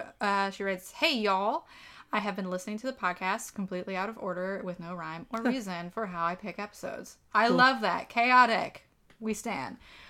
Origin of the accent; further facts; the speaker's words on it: Park City, Utah, United States; I grew up in Park City, Utah, which is best known for the Sundance Film Festival.